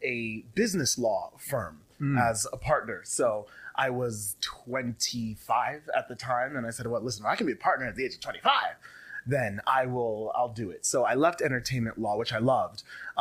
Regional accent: Las Vegas, Nevada, United States; moved away; I love being here in Vegas. I grew up here in Vegas.

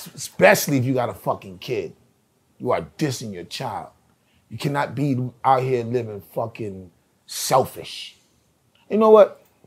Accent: New York City, New York, United States; I'm from East Flatbush

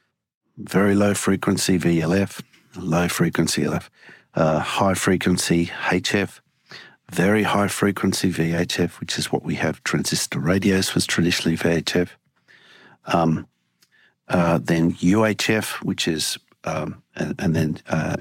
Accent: Sydney, New South Wales, Australia; also born or lived in Valparaiso, Chile; now in Washington, United States; We moved to Australia when I was about 9 and settled in Sydney.

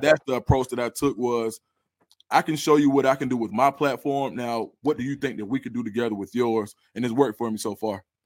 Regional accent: College Park, Georgia, United States; I'm from College Park. I actually uh, spent a year at Westlake High School

